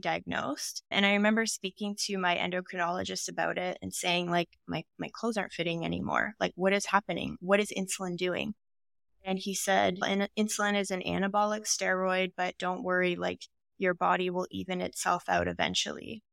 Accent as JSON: {"language": "English", "region": "Ontario", "country": "Canada", "moved": "yes", "lives_now": "Vancouver, Canada", "said": "I'm originally from Ontario"}